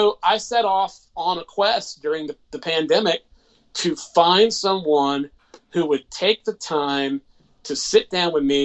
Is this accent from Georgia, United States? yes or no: yes; Macon, Georgia, United States; I'm the official music ambassador in my hometown of Macon, Georgia.